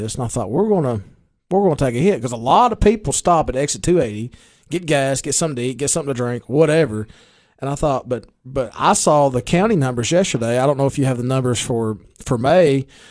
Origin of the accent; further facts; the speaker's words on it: Baxter, Tennessee, United States; Baxter's my hometown